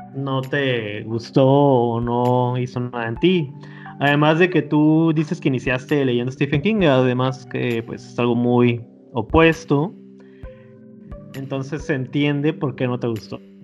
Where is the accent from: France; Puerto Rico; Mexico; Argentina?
Mexico; si nos situamos como mexicanos